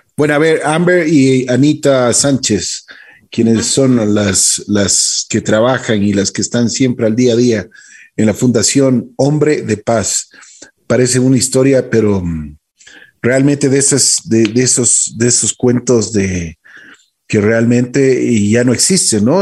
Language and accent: Spanish; Ecuador; Nosotros como ecuatorianos